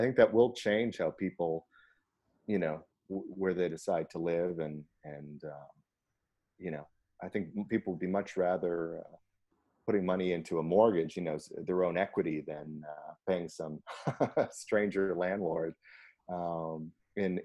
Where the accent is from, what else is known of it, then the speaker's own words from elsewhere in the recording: Canada; being Canadian